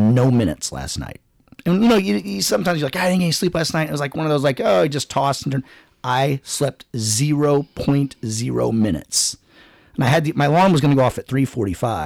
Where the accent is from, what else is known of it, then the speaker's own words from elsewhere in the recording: United States; I'm from Calhoun